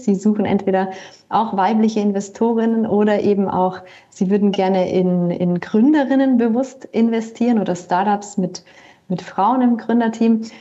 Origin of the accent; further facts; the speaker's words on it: Bavaria, Germany; moved away as an adult; also born or lived in Berlin / Lake Constance; ich komme ursprünglich aus Bayern